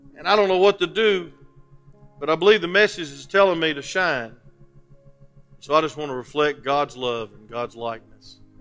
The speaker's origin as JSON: {"language": "English", "town": "Atlanta", "region": "Georgia", "country": "United States", "said": "I'm from Atlanta"}